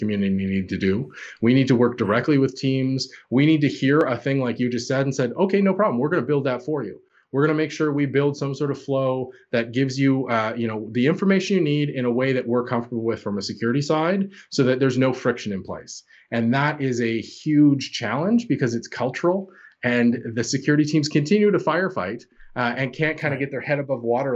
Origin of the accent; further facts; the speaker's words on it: Canada; accent: Canadian; I'm Canadian by my accent